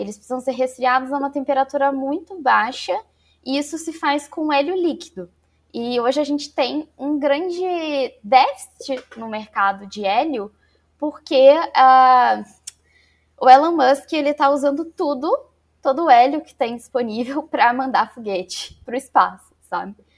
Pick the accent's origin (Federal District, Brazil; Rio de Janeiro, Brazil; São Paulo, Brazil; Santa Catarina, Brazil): Rio de Janeiro, Brazil; Barra Mansa; Então eu sou do interior do Rio de Janeiro, de uma cidadezinha chamada Barra Mansa